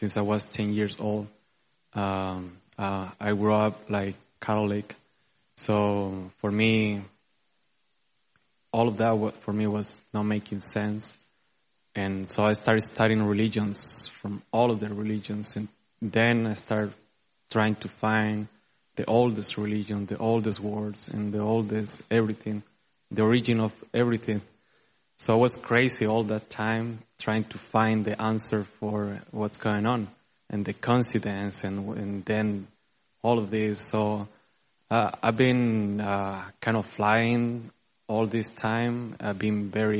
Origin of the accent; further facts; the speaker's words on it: Chile; moved away as an adult; now in Dallas, United States; I'm from Chile. And I've been living here 4 years.